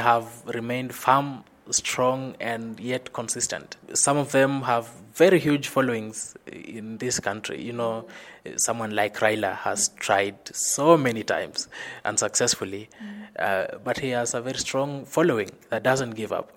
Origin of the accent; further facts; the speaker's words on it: Kakamega, Kakamega County, Kenya; moved away as an adult; now in Nairobi, Kenya; I come from Kenya, western part of Kenya, uh, specifically Kakamega, where strong people originate